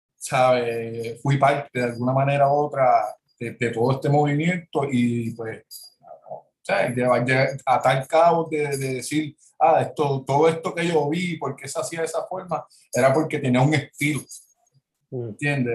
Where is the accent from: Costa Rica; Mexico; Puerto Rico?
Puerto Rico; Jayuya; also born or lived in Worcester, Massachusetts, United States / San Juan, Puerto Rico / San Germán, Puerto Rico; yo soy natural de Jayuya